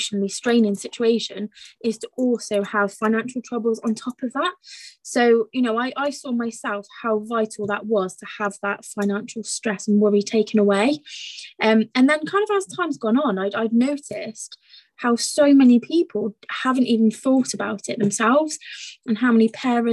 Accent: Gloucestershire, South West England, United Kingdom; I'm from Gloucestershire myself

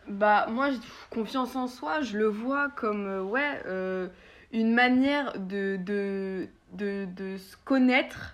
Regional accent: France; en tant que Français

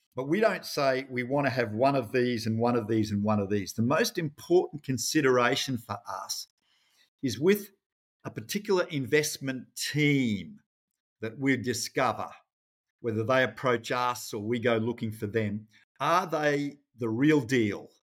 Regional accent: Rockhampton, Queensland, Australia; I grew up in Rockhampton, actually, in central Queensland.

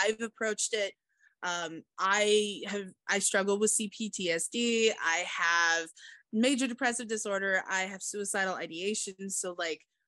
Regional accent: Kansas, United States; accent: southern; also born or lived in Kentucky / Texas; growing up in Kansas, there's still that little bit of country twang to everything here. But when I first moved here, I was in kindergarten

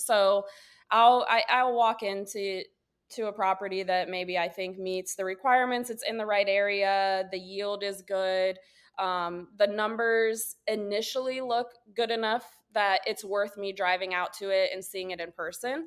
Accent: Wooster, Ohio, United States; also born or lived in Lakewood, Ohio; I'm from Northeast Ohio or, originally. I'm from a small town, um, Worcester. It's about forty-five minutes to an hour south of Cleveland. So growing up, like, our big city was always Cleveland.

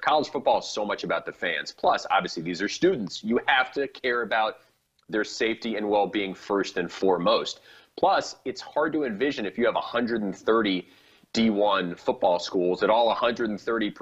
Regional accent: New York, United States; I'm a New Yorker

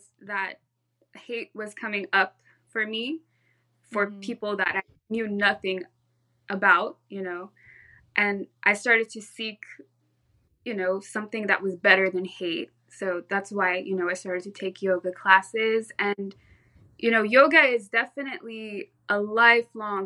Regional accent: Orange County, California, United States; born or raised there; also born or lived in Santa Cruz, California

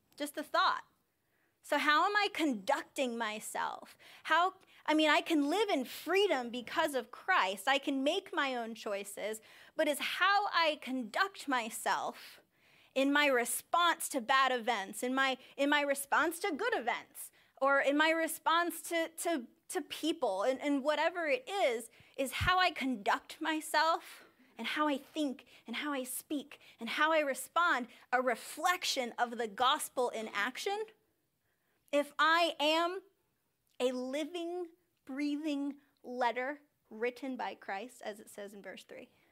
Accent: United States; I'm from Sussex County

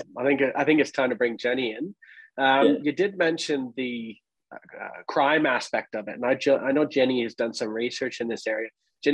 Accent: Canada; now in Australia; I come from Canada, which is equally massive, just a bit colder.

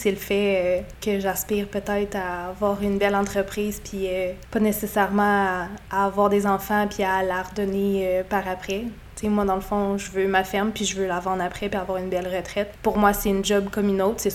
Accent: Quebec City, Quebec, Canada; moved away as an adult; also born or lived in St-Maurice, Quebec; now in Saint-Maurice, Canada; je viens de Québec.

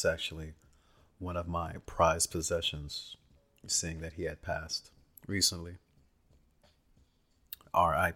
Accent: Bay Area, California, United States; I'm from the Bay Area, California

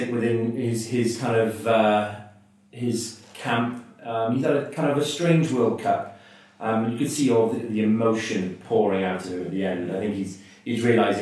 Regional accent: Welsh, Wales, United Kingdom; obviously I'm Welsh

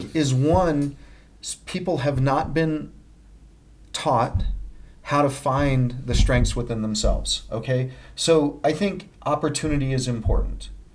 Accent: Littleton, Colorado, United States; I grew up in Littleton, Colorado

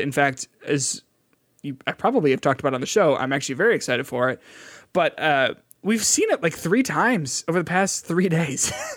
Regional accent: Midwest, United States; we're from the Midwest

